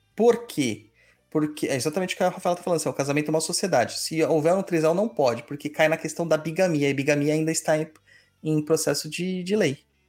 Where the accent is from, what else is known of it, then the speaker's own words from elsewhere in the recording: São Paulo, Brazil; a gente vem de São Mateus, que é o canto do canto da cidade.